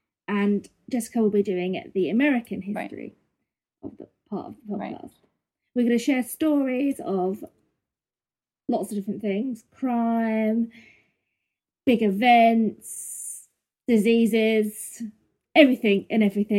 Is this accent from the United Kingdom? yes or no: yes; United Kingdom; I'm from the UK, as you can hear from my beautiful accent.